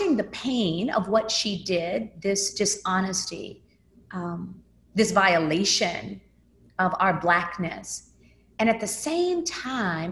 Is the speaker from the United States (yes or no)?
yes; Memphis, Tennessee, United States; I grew up in Memphis, Tennessee. I moved there when I was 5.